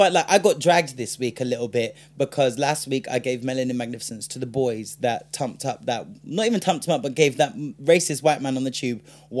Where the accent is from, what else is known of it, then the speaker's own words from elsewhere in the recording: United Kingdom; Because we're British and that's what the British do.